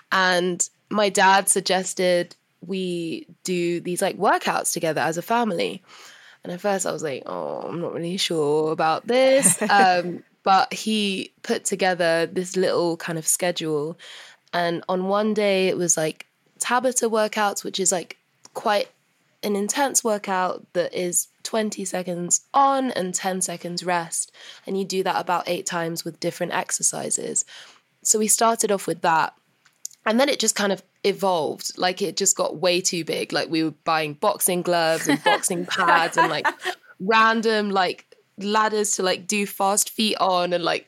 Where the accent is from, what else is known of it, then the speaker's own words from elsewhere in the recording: London, United Kingdom; whenever I'm home in London